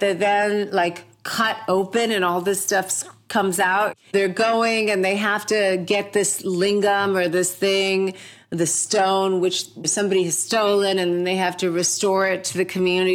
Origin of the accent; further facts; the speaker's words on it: New York, United States; also born or lived in India; I came here from India when I was four, and I've been raised pretty much in America, mostly in New York